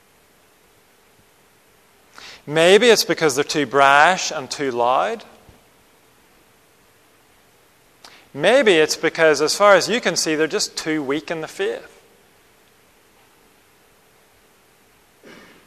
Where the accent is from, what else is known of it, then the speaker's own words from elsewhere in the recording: Northern Ireland, United Kingdom; I grew up in Northern Ireland